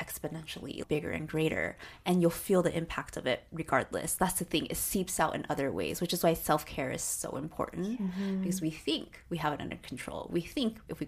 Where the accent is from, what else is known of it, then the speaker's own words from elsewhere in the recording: Arcadia, California, United States; our growing up in Arcadia